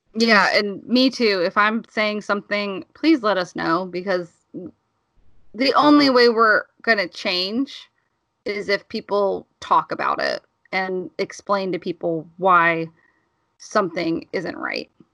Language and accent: English; Alabama, United States; moved away; I grew up in Alabama